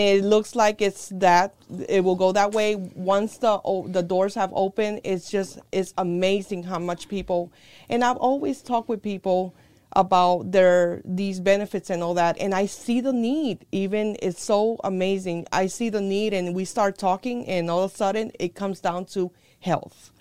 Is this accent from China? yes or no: no; Puerto Rico; also born or lived in New York, United States; now in United States; I was born in here in the United States in New York, but I was a very early age uh, taken to or sent to Puerto Rico. That's where my grandparents and my mom's parents were. Um, I went through school there as well